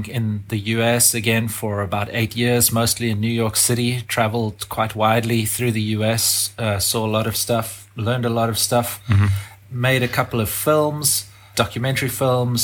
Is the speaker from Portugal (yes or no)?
no; South Africa; I grew up in South Africa